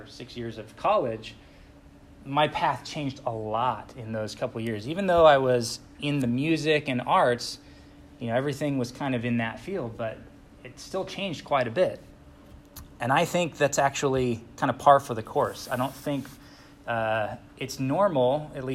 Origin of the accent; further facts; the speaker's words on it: Utah, United States; also born or lived in California; I'm actually from Utah